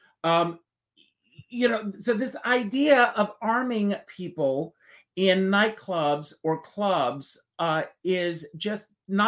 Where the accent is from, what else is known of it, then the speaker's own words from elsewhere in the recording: Myrtle Beach, South Carolina, United States; I grew up in Myrtle Beach, South Carolina, outside mm-hmm. of Myrtle Beach.